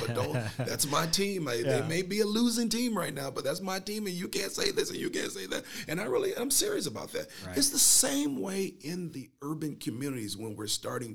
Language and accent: English; Northeastern Ohio, United States; I'm from Northeastern Ohio